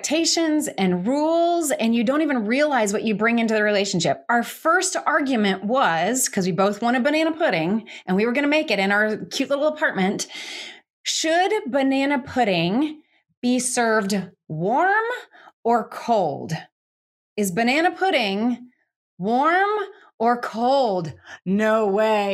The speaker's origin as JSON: {"language": "English", "region": "Georgia", "country": "United States", "tie": "born or raised there", "said": "we were both brought up in the South. I'm from Georgia"}